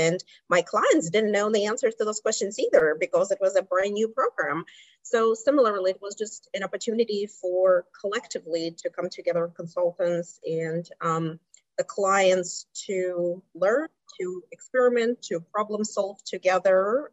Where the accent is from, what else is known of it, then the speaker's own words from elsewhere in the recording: Kazakhstan; English is a second language; moved away as an adult; also born or lived in District of Columbia, United States; now in United States; I am originally from Kazakhstan, um, Central Asia. So I came to the United States in my 20s